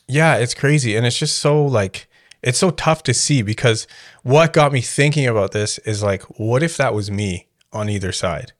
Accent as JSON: {"language": "English", "country": "Canada", "tie": "born or raised there", "said": "I grew up, when you're growing up in Canada"}